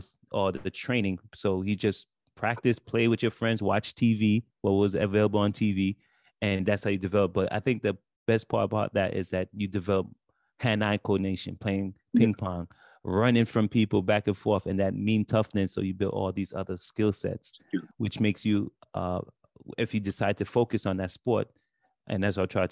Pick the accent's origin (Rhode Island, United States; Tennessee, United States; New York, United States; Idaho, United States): New York, United States; New York City; I grew up in Brooklyn